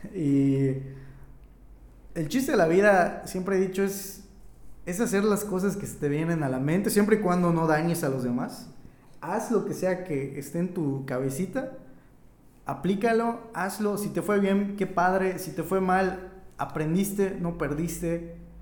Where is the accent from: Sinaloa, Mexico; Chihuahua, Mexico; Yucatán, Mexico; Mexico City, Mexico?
Yucatán, Mexico; Oxkutzcab; moved away as an adult; now in Mérida, Mexico; Me fui de mi pequeño rancho, de mi pueblo a la ciudad.